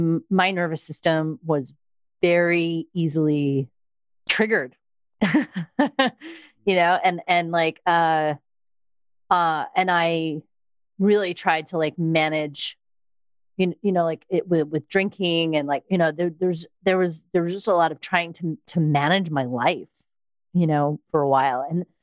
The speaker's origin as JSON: {"language": "English", "town": "Long Island", "region": "New York", "country": "United States", "said": "I was from Long Island and I used to really talk like this."}